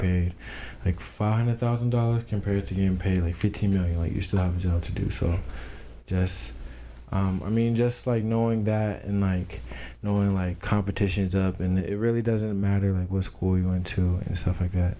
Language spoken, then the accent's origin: English; Tucson, Arizona, United States; moved away as an adult; also born or lived in Tennessee / Philippi, West Virginia; I'm from Tucson, Arizona. Um, I was born in Tennessee but moved to Tucson